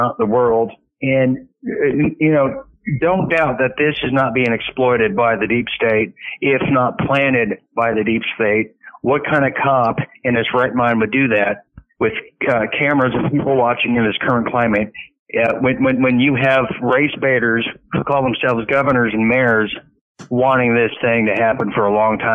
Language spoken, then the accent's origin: English; Huntington Beach, California, United States; moved away as an adult; also born or lived in Texas; I grew up in Huntington Beach, Surf City, USA.